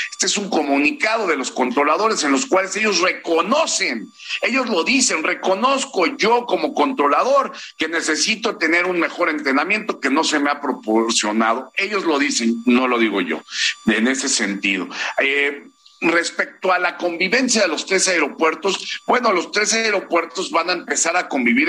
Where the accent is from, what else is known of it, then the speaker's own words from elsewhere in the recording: Mexico; como pilotos mexicanos